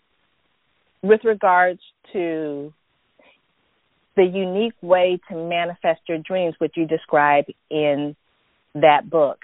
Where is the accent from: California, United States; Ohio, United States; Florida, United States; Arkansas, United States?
California, United States; San Francisco Bay Area; I'm from Cali and I roll all the way in the San Francisco Bay Area. I'm a Silicon Valley girl